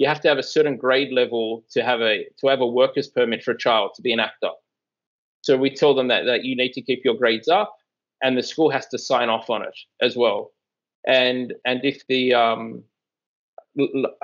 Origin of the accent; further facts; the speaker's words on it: Australia; moved away; I am from Australia